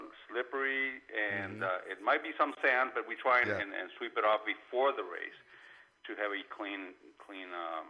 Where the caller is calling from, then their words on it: Tijuana, Baja California, Mexico; I'm calling from Tijuana, Mexico right now.